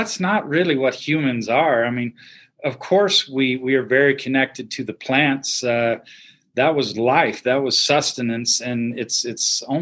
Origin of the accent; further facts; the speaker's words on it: Houston, Texas, United States; I grew up in Houston, and so, you know, city kid, big city